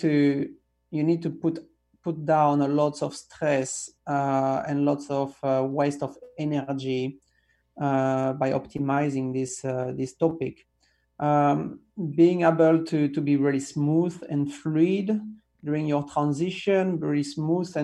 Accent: south of France, France; moved away; my hometown in south of France

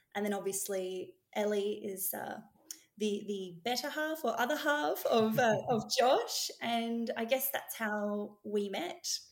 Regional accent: Melbourne, Victoria, Australia; I was born in the west of uh, of Melbourne, um, and I now live in the northwest of Melbourne in uh, Tullamarine

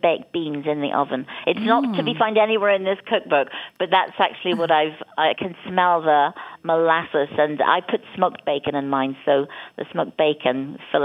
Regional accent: Ireland; I grew up in Ireland and we never traveled anywhere. I didn't leave Ireland until I was 16.

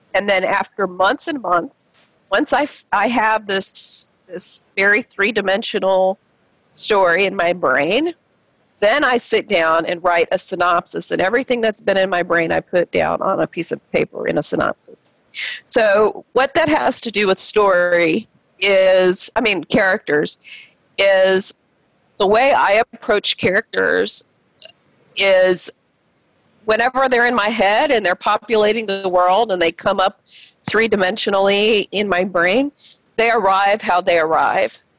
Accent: the South, United States; as a Filipino girl growing up in the South

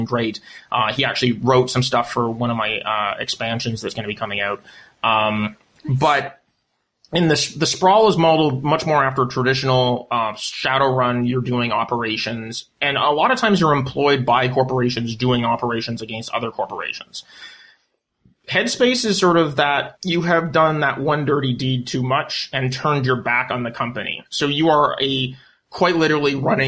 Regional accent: Canada; I'm Canadian.

